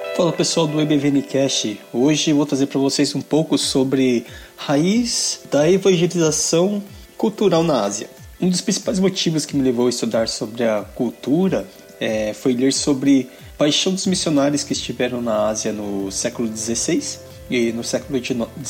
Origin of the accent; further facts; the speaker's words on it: Brazil; now in Japan; sou brasileiro